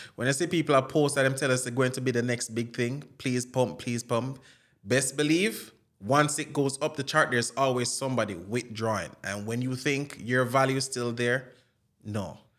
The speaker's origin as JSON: {"language": "English", "country": "Jamaica", "also_born_or_lived": "Florida", "accent": "Jamaican", "moved": "yes", "lives_now": "California, United States", "said": "I have my Jamaican accent and I do use it"}